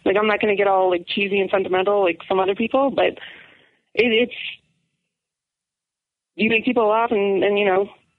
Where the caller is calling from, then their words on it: Alberta, Canada; I'm coming from Alberta.